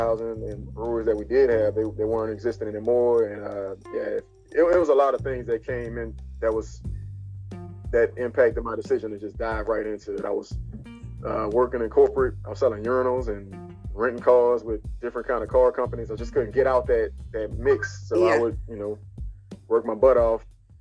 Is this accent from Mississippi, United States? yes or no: no; New Orleans, Louisiana, United States; also born or lived in Gainesville, Florida; I moved away with a lot of my personal belongings, which was like gumbo pots and, you know, cliche New Orleans things